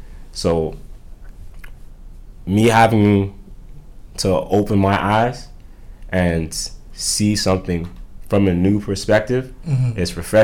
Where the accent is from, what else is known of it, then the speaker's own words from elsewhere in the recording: Toronto, Ontario, Canada; So the thing was me growing up, I always felt like the victim.